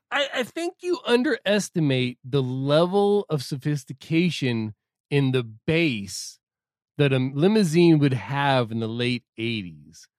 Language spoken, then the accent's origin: English; Southern California, United States; I'm not from L A, I'm just from Southern California